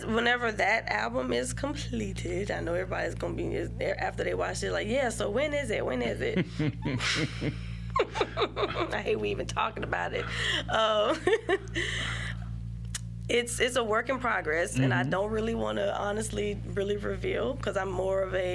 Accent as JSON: {"language": "English", "town": "Baton Rouge", "region": "Louisiana", "country": "United States", "tie": "born or raised there", "also_born_or_lived": "Baker, Louisiana / Zachary, Louisiana", "said": "I'm representing Baton Rouge here"}